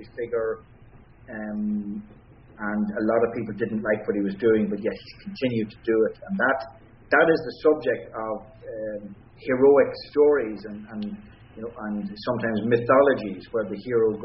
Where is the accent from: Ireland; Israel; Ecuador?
Ireland; we as Irish people